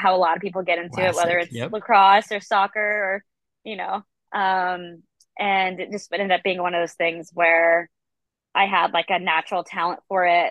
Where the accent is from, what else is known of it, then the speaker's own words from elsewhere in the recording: Orlando, Florida, United States; I grew up in Central Florida in Orlando.